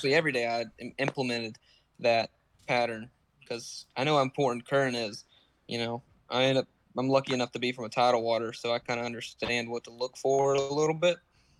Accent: Myrtle Beach, South Carolina, United States; Myrtle Beach, South Carolina.

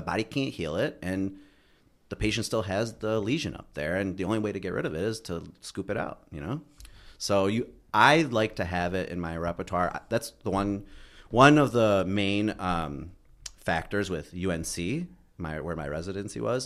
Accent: Bloomfield Hills, Michigan, United States; I grew up in Michigan. I'm from Michigan. Um, uh, grew up in, like, Bloom-, Bloomfield Hills area

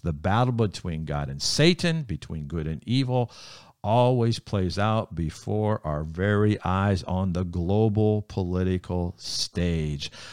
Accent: United States; I'm a follower of Jesus before I'm an American.

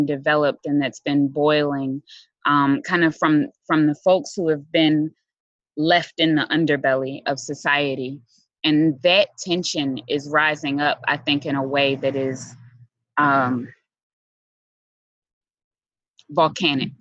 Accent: Philadelphia, Pennsylvania, United States; I was born and raised in Philly

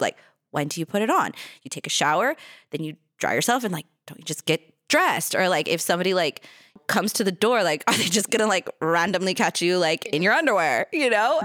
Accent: Los Angeles, California, United States; I come from California, from Los Angeles

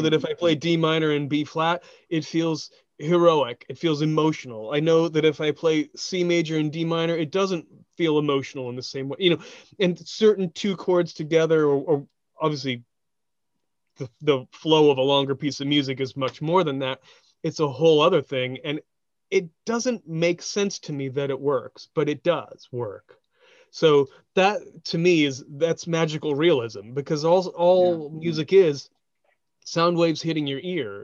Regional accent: Westminster, California, United States; where I grew up in Orange County, Westminster is a city.

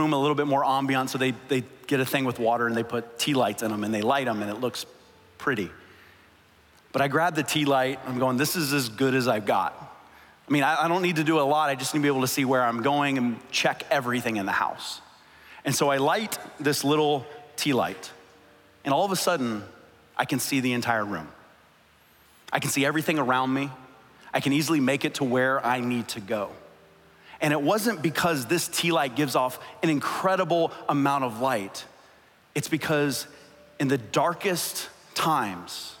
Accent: South Florida, United States; I grew up in South Florida

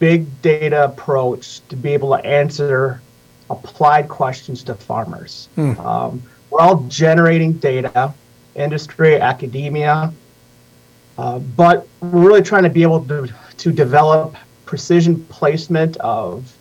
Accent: Wisconsin, United States; I'm from Wisconsin. I grew up in a dairy farm

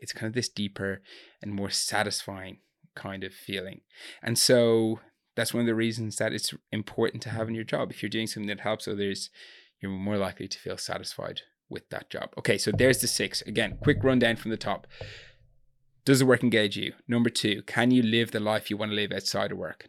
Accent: Gorey, Ireland; barman in a nightclub in my hometown in Gori

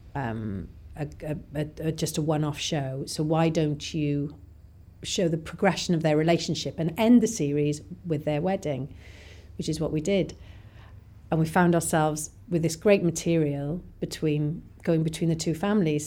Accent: Porthcawl, Wales, United Kingdom; I was brought up in Porthcawl, which is just down the road from here, from Barry, and so I, I lived by the sea all you know all the years I was growing up

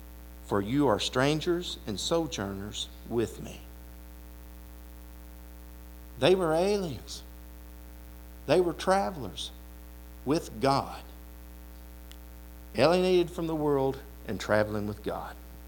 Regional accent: Kentucky, United States; also born or lived in Ohio; my parents decided they wanted to move back to Kentucky. Because I don't tell everybody this, I was born in Ohio.

